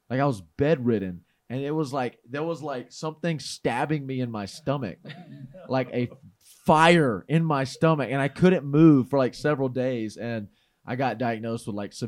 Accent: the South, United States; growing up in the South, we don't, you know, my family didn't eat very healthy.

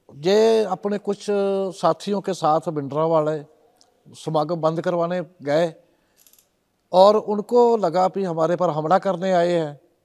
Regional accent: Tarn Taran district, Punjab, India; also born or lived in Chandigarh; मेरा गांव जो है वो अब तो तरन तारण डिस्ट्रिक्ट में पड़ता है लेकिन पहले वो अमृतसर

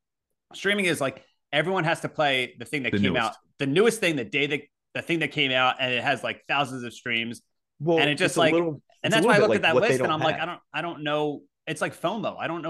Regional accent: Utica, New York, United States; Well, I'm from Utica, and I've never heard that expression.

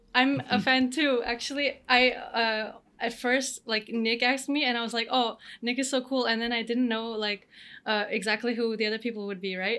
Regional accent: Canada; moved away as an adult; also born or lived in Romania / France / Denmark; now in Spain; I'm born in Romania. I grew up in Canada, and then I've been to I've lived a little bit shortly in other places in the world, like uh, France and Denmark, and now Spain.

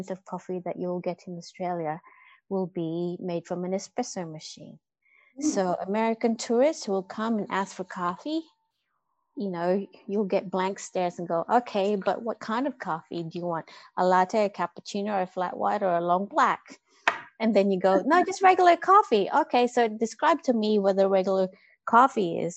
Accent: Philippines; I grew up with coffee in the Philippines.

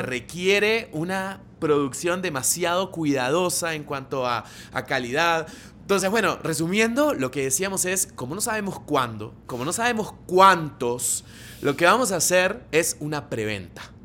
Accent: Argentina; moved away as an adult; now in Colombia; soy argentino, vivo hace nueve años en Colombia

